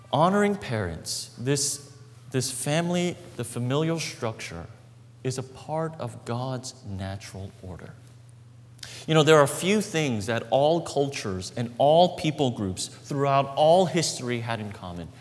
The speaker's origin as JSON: {"language": "English", "town": "Brooklyn", "region": "New York", "country": "United States", "tie": "born or raised there", "said": "the apartment that we grew up in in Brooklyn."}